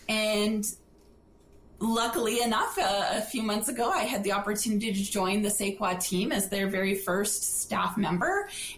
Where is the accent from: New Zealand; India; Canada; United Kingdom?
Canada; Dawson Creek, British Columbia; also born or lived in Charlie Lake / Grande Prairie; I was born and raised in Dawson Creek, so I'm from the Peace region.